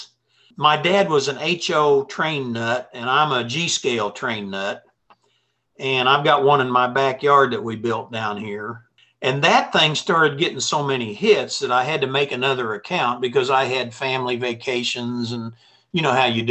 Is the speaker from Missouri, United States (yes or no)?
yes; Jefferson City, Missouri, United States; I was from Jeff City